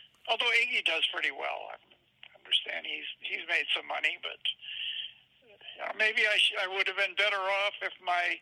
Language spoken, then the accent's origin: English; Detroit, Michigan, United States; that little, 8 or 10 block area that I lived in Detroit